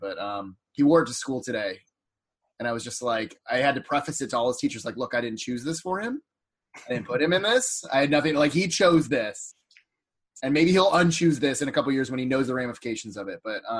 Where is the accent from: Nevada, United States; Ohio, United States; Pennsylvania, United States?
Ohio, United States; Lakewood; moved away; it really made me homesick for Lakewood, the greater Cleveland area. It was something that, like, we saw growing up in Northeast Ohio